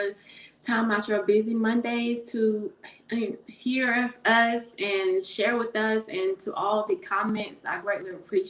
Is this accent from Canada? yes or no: no; Raleigh, North Carolina, United States; I'm from Raleigh, North Carolina